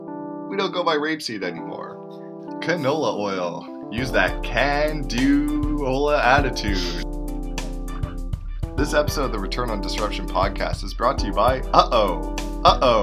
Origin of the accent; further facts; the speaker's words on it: Canada; as Canadian marketers